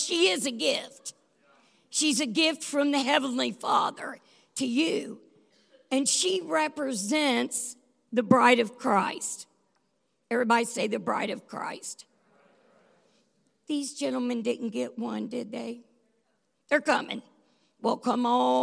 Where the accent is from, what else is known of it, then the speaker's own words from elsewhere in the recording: the South, United States; we're from the South